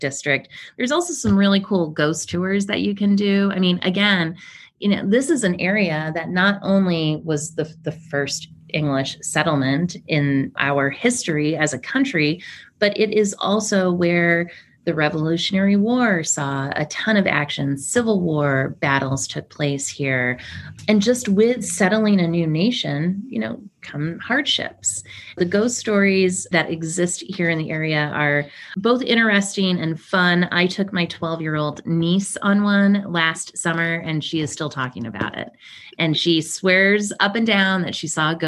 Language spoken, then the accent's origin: English; Ohio, United States; moved away; We're from Ohio. You know, we were one of those Midwest families